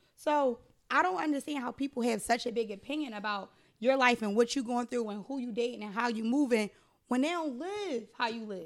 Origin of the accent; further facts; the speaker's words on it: Philadelphia, Pennsylvania, United States; I used to live in fifty-seven Headfield. That's where I grew up at.